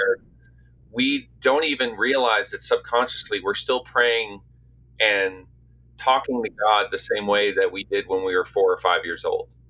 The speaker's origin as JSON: {"language": "English", "town": "St. John's", "region": "Newfoundland and Labrador", "country": "Canada", "tie": "born or raised there", "moved": "yes", "lives_now": "Nashville, United States", "said": "Where I grew up in St. John's, you're kind of just out there on the North Atlantic"}